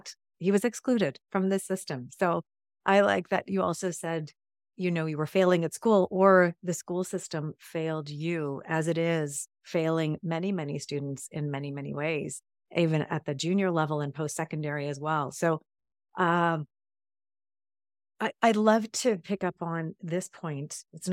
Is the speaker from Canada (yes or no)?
no; England, United Kingdom; born there; and I was born in England, by the way, so have a UK connection going on.